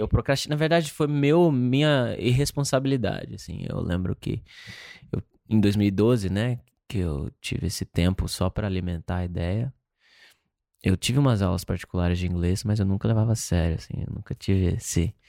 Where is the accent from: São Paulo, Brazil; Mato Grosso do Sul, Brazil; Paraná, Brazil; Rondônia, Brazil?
Mato Grosso do Sul, Brazil; Campo Grande; moved away as an adult; now in Los Angeles, United States; nasci em Campo Grande, Mato Grosso do Sul